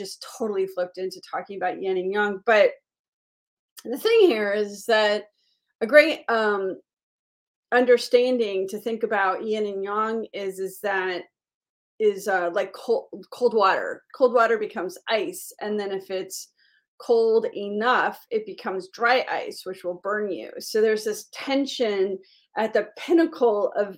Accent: Miami, Florida, United States; I grew up in Miami

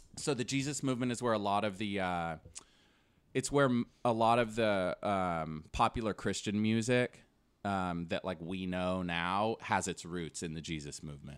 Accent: Davis, California, United States; also born or lived in Woodland, California; I'm from Davis, California

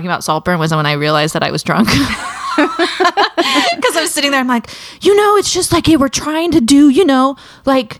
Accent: California, United States; now in Portland, United States; I'm from California

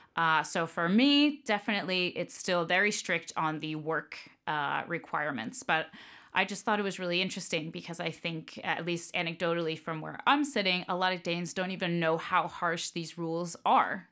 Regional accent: Tampa, Florida, United States; moved away; family's from New York, but I grew up, uh, in Florida, in Tampa.

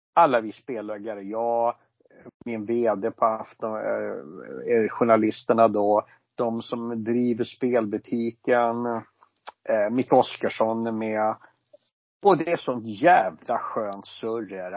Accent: Stockholm, Stockholm County, Sweden; jag är ju från Stockholm va, som ni hör och förstår

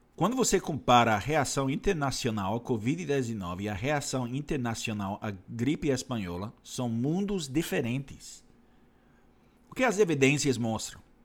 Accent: Canada; now in Brazil; no meu país natal, Canadá

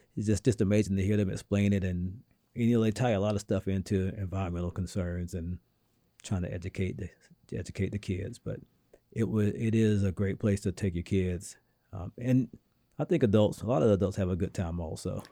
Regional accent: the South, United States; now in New England, United States; being a Southerner myself

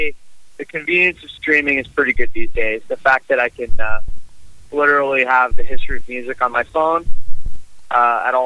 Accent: Canada; as a Canadian

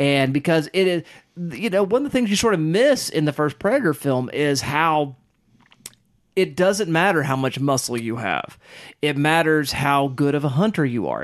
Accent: Kiowa country, Oklahoma, United States; growing up in Kiowa country

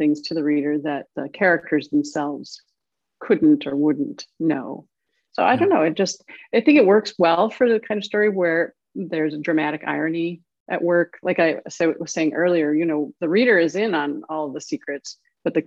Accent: Illinois, United States; also born or lived in Duluth, Minnesota; now in US South; I grew up in Illinois

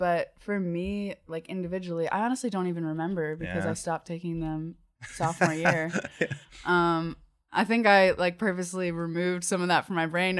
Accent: Georgia, United States; I'm not from Athens. Yeah. I'm from just outside of Atlanta.

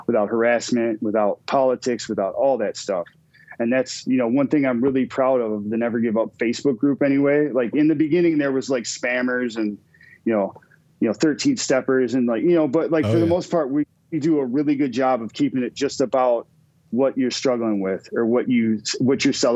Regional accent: Minnesota, United States; also born or lived in Wisconsin; now in Green Bay, United States; I'm from Minnesota too

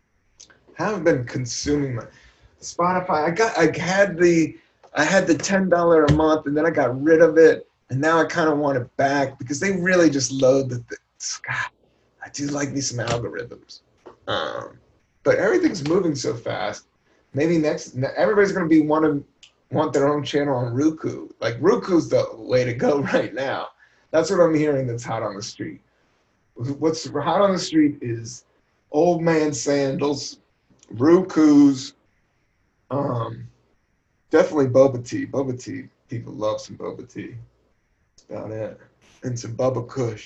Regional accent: Buena Vista, Virginia, United States; moved away; also born or lived in Washington, D.C.; I grew up a lot of my life in Southern Virginia, Buena Vista, Virginia. I was born in Washington, D.C., downtown D.C. We moved when I was 9, and then we moved to Buena Vista, Virginia.

